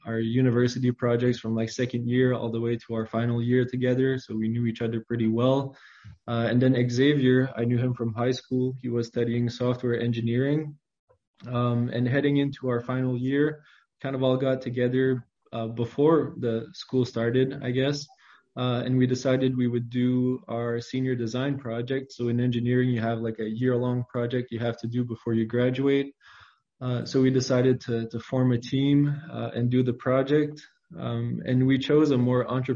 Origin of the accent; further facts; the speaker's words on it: Saint-André, New Brunswick, Canada; I grew up in New Brunswick, Canada. It is a pretty, you know, small province. I grew up in the farming community of St. Andre